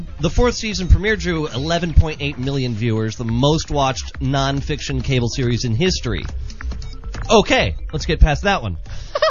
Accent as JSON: {"language": "English", "country": "United States", "said": "As an American"}